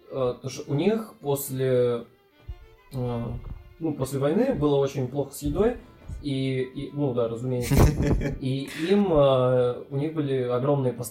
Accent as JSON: {"language": "Russian", "town": "Bratsk", "region": "Irkutsk Oblast", "country": "Russia", "said": "Спасибо, что опять назвал мой город."}